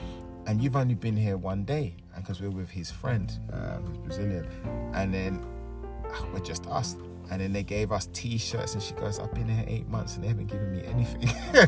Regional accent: Jamaica; But I said, oh, I'm Jamaican.

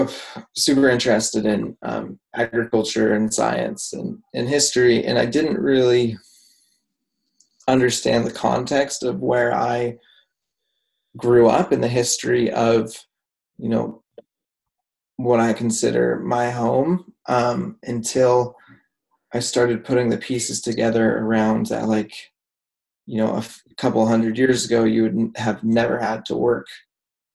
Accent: Washington, United States; I grew up in Washington State

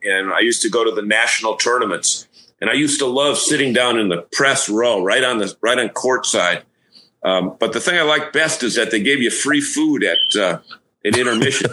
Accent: Massachusetts, United States; I was from Massachusetts

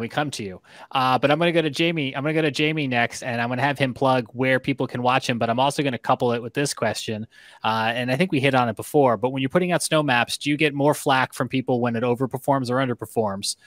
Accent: Long Island, New York, United States; moved away; grew up on Long Island

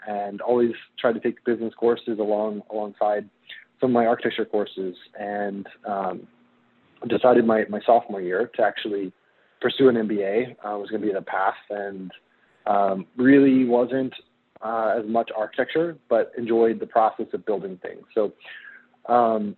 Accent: near Springfield, Illinois, United States; now in Seattle, United States; I grew up near Springfield, so downstate.

